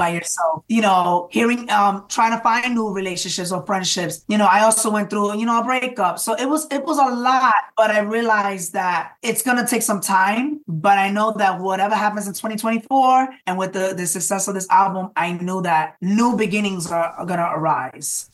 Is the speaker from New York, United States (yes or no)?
yes; New York City, New York, United States; a Latino artist growing up in the Bronx